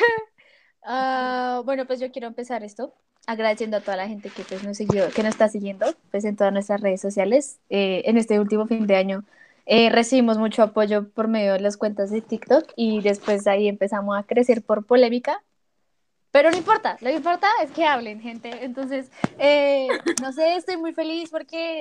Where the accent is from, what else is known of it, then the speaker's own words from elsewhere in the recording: Colombia; nosotros como colombianos